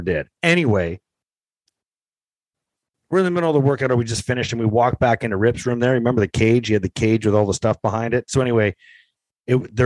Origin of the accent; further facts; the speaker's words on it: St. Catharines, Ontario, Canada; I grew up in St. Catharines